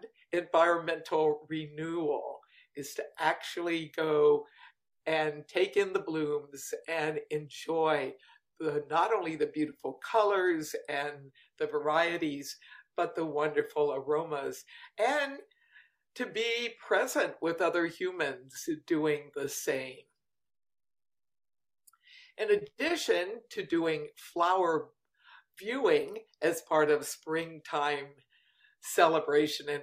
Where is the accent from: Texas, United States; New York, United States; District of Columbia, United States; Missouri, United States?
District of Columbia, United States; Washington; I grew up in Washington, D.C.